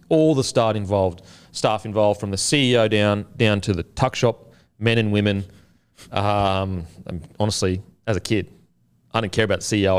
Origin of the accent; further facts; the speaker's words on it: Queensland, Australia; I'm a Queenslander